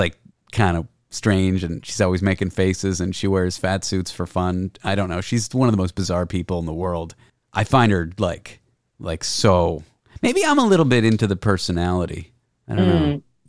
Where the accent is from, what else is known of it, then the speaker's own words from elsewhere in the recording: Canada; No, don't be. I'm Canadian.